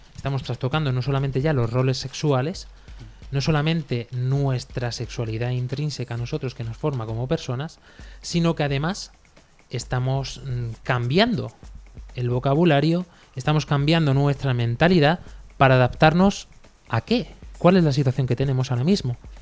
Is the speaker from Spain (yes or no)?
yes; Spain; los sacerdotes de mi pueblo